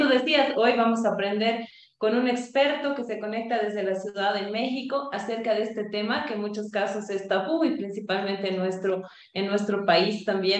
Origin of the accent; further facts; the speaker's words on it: Bolivia; also born or lived in Cochabamba, Bolivia; nuestro país, Bolivia